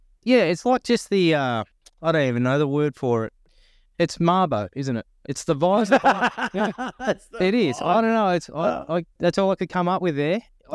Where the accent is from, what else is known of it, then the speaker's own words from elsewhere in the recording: Narara, New South Wales, Australia; I grew up in Narara on the Central Coast, and it was a state school, like a high school, and pretty healthy Aboriginal population as well.